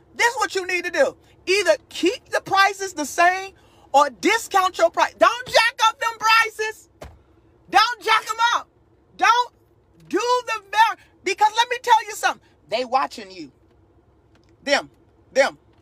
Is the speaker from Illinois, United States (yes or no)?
yes; Chicago, Illinois, United States; also born or lived in Texas; now in North Carolina, United States; Now, I live in North Carolina. I lived in Texas 12 years. I'm born and raised in Chicago.